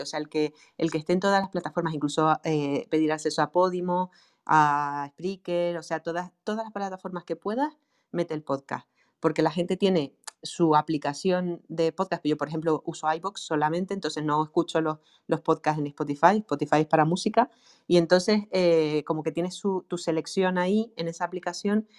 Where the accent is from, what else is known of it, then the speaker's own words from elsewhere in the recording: Canary Islands, Spain; accent: Canarian; yo tengo un acento canario tremendo